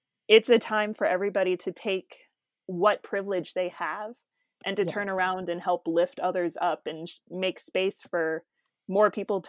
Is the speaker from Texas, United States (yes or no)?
no; Oklahoma City, Oklahoma, United States; I'm from Oklahoma City.